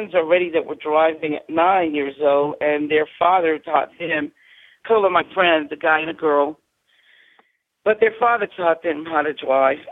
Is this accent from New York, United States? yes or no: yes; New York City, New York, United States; I grew up in New York City